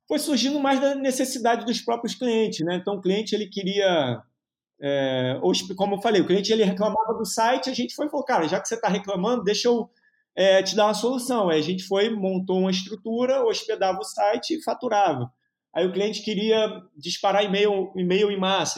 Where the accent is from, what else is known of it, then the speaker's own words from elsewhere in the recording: Rio de Janeiro, Brazil; also born or lived in United States / Piauí / João Pessoa; moro no Rio de Janeiro desde sempre, né? Tive uma temporada nos Estados Unidos ali, no, né, de 5 aos 10 anos.